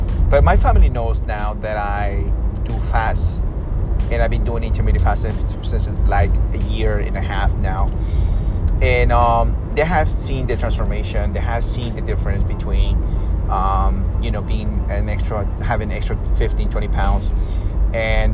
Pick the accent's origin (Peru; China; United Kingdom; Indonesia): Peru; I'm from South America, you know, South America, Peru.